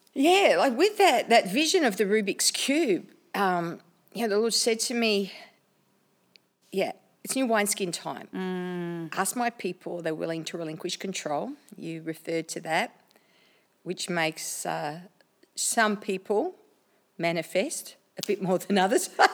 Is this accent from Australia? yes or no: yes; Australia; I'm an Aussie chick, an Aussie Italian chick